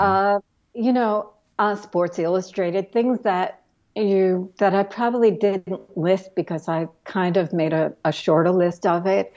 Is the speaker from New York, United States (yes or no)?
yes; New York City, New York, United States; I grew up in Brooklyn.